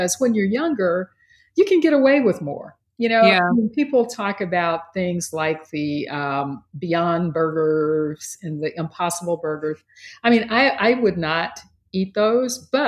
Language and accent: English; Texas, United States; I grew up in Texas